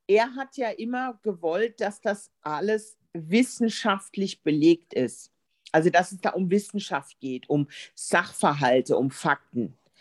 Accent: Germany; bei uns in Deutschland

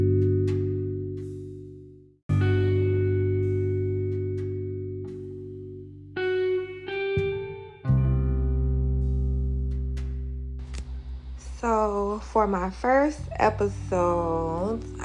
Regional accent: Miami, Florida, United States; I am from Dade County, 305, Miami, Florida

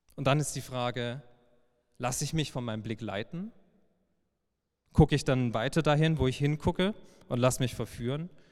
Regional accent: Heilbronn, Baden-Württemberg, Germany; gebürtiger Schwabe

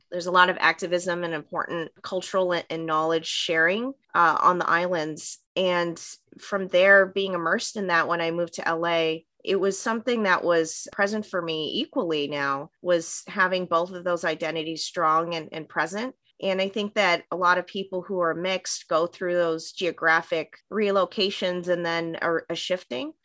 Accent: Vancouver, British Columbia, Canada; moved away; also born or lived in Montreal / Hawaii; I grew up in Vancouver. I was actually born in, in Montreal on the East Coast and grew up on the West Coast.

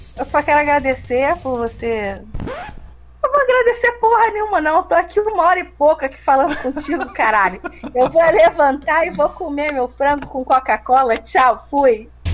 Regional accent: Brazil; eu sou brasileira

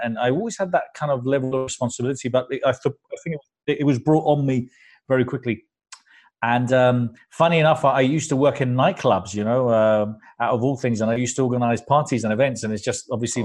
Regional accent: London, United Kingdom; also born or lived in Spain; My parents were Spanish immigrants, so I was brought up here in London

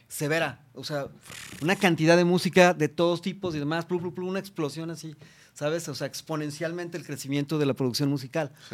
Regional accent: Mexico; como mexicanos

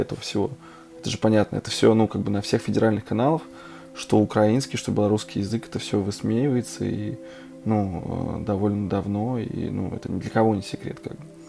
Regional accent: Russia; now in Erfurt, Germany; я как бы родился в России

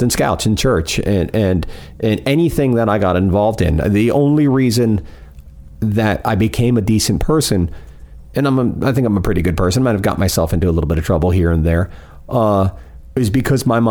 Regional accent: Fort Pierce, Florida, United States; I grew up in Fort Pierce

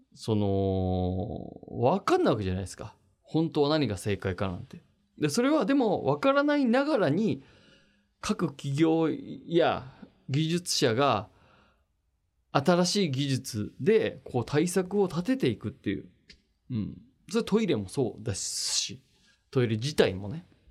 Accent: Machida, Tokyo, Japan; 幼稚園小中高大と全部町田で町田育ち

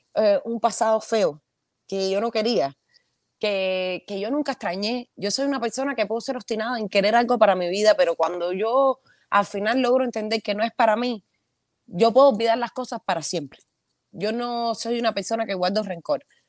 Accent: Havana, Cuba; moved away as an adult; es Santa Fe, el lugar donde yo nací, me crié

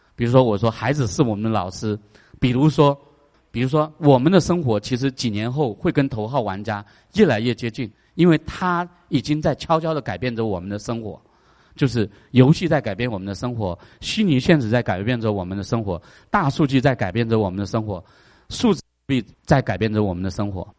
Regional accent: China; now in United States; 我们中国人

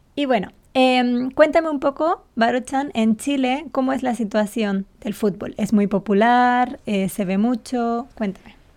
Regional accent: Gran Canaria, Canary Islands, Spain; la Unión Deportiva de Las Palmas es el equipo de mi isla

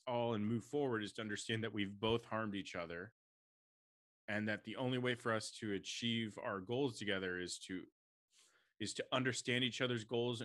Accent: United States; as an American Jew who's not an Israeli

